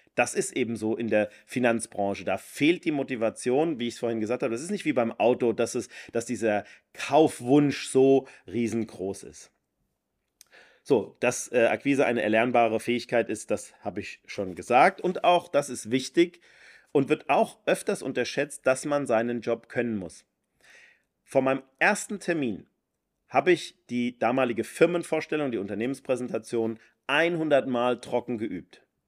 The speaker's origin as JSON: {"language": "German", "region": "Rhine-Main area", "country": "Germany", "said": "wo ich herkomme, im, im Rhein-Main-Gebiet"}